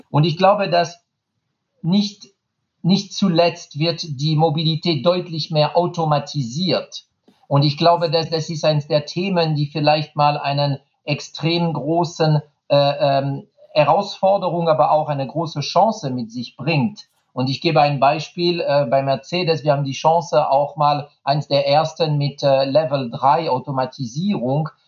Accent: France; German is a second language; tut mir leid als Franzose, ich habe einen Vintage-Fahrrad äh, von Peugeot

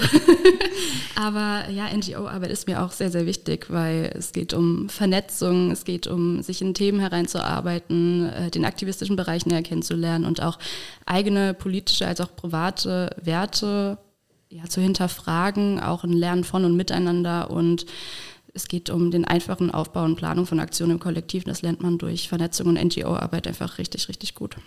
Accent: Saarland, Germany; now in Koblenz, Germany; Ich komme aus dem Saarland, ich bin gar kein Moselkind. Ich bin Saarkind.

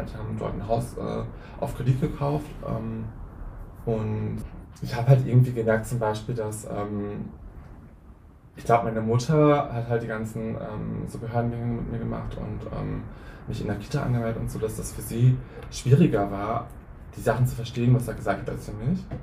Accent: Hünsborn, North Rhine-Westphalia, Germany; moved away; das Gebäude, wo ich groß geworden bin

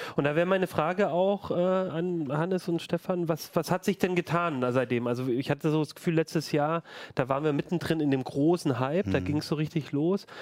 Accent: Ulm, Baden-Württemberg, Germany; now in Hannover, Germany; in meiner Heimatstadt Ulm

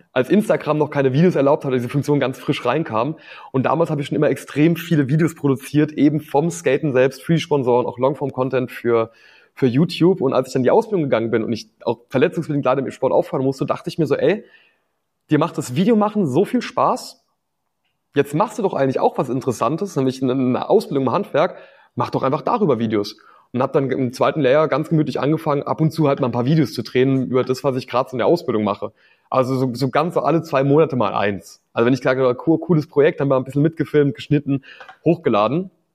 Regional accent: Rhineland-Palatinate, Germany; bei uns in der Pfalz

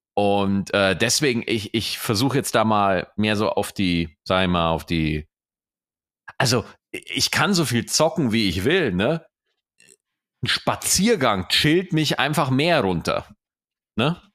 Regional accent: Germany; bei uns in Deutschland

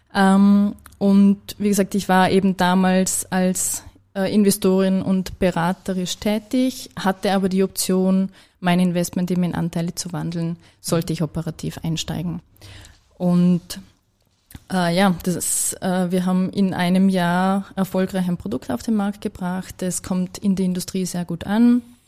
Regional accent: Vorarlberg, Austria; als Vorarlbergerin

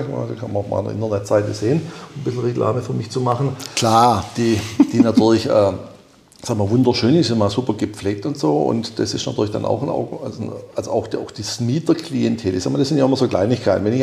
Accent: Leipzig, Saxony, Germany; als Leipziger, mal, klar. Also, ja. sagen, ich bin natürlich etwas voreingenommen letzten Endes durch den Standort Leipzig

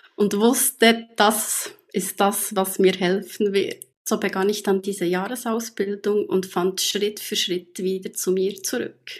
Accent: Bern, Switzerland; Ich komme aus Bern oder in der Nähe von Bern, natürlich auch aus der Schweiz.

